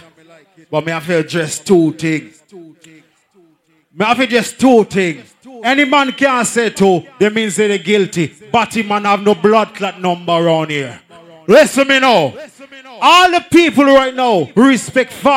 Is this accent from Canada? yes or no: no; St. Lucia; I'm from St. Lucia and I'm proud to be a St. Lucia.